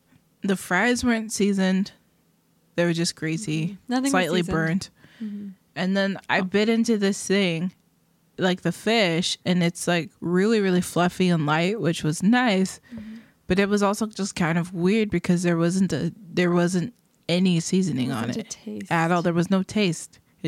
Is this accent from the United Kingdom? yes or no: yes; England, United Kingdom; also born or lived in Germany; I grew up in England and Germany. Don't want to talk about it. It was awesome. Love it. I miss it.